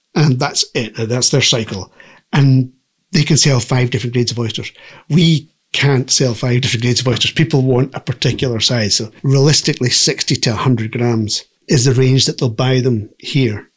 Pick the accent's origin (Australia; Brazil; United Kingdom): United Kingdom; Fort William, Scotland; moved away as an adult; also born or lived in Glasgow; now in Barra, United Kingdom; I was actually born in Glasgow and I was brought up in Fort William. But my parents were Barra people